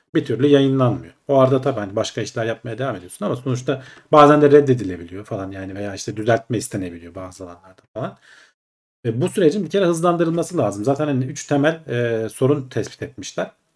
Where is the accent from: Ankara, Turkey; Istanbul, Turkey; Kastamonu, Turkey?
Ankara, Turkey; Ben Ankaralıyım. Dedem Ankara'da işte.